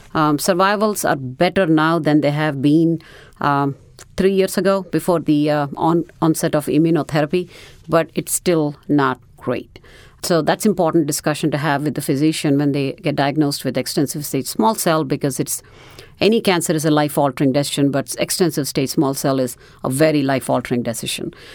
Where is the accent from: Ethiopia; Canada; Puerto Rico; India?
India; moved away as an adult; also born or lived in New Orleans; now in United States; I am originally from India